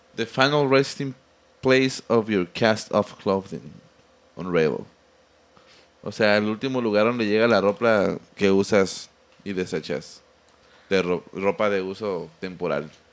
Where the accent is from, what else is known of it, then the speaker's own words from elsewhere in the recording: Mexico; uno como mexicano